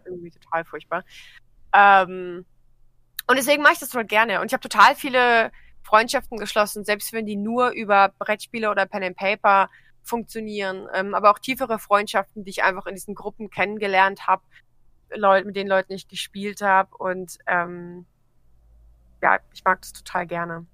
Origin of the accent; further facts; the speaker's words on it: Trier, Rhineland-Palatinate, Germany; ich komme aus Trier